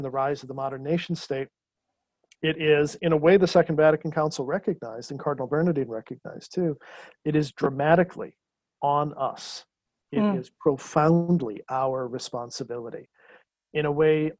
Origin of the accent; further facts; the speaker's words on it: Chicago, Illinois, United States; I got a wife and I got some children while I was away from Chicago, but they agreed to come back here